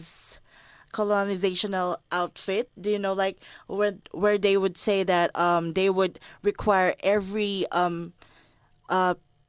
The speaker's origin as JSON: {"language": "English", "country": "Philippines", "moved": "yes", "said": "being a Filipino woman"}